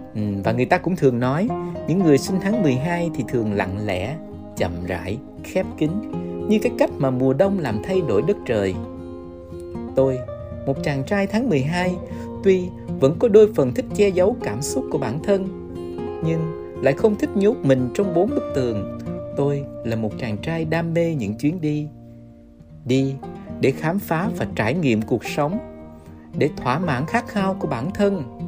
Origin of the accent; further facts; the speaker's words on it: Ho Chi Minh City, Vietnam; một chàng trai tháng 12 sinh ra và lớn lên ở Sài Gòn